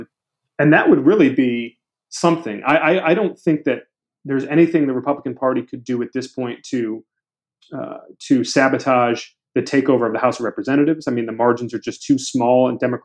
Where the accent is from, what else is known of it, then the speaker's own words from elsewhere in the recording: Brighton, Michigan, United States; my home state of Michigan